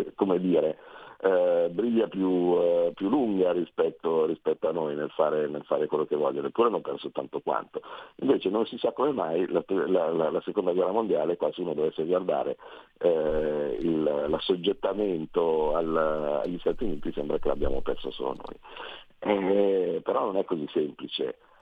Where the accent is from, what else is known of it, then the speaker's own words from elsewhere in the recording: Carnate, Lombardy, Italy; mio padre ha scelto di andare lì perché era comodo, eh, quando avevo sei anni